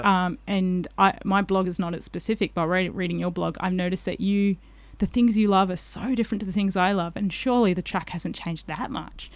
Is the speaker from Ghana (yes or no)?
no; Collie, Western Australia, Australia; I did a little bit of growing up in Collie, so I knew that area quite well